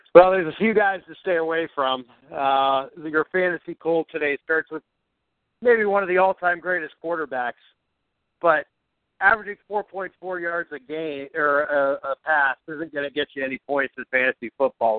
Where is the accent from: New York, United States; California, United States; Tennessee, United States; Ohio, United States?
Ohio, United States; Cleveland; I am the Cleveland born and raised, Buckeye born and bred